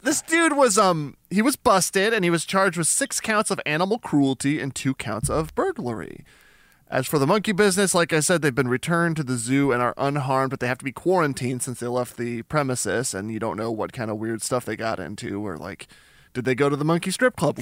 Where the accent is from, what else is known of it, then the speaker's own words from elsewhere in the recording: Albuquerque, New Mexico, United States; I'm from Albuquerque, New Mexico